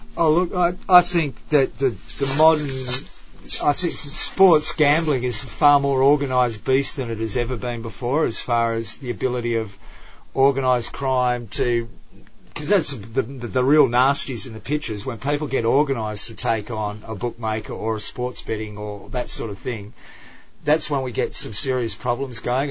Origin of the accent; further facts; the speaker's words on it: Australia; I'm Australian, but you become an oh, adopted